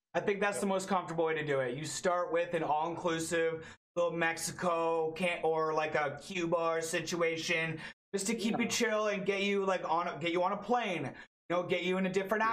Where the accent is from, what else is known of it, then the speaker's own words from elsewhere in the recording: Toronto, Ontario, Canada; I'm from Toronto, Canada